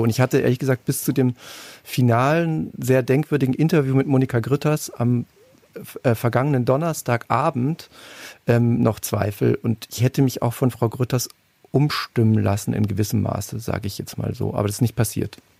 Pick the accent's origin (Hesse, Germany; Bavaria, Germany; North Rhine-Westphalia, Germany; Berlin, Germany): Bavaria, Germany; Munich; Ich komme auch aus München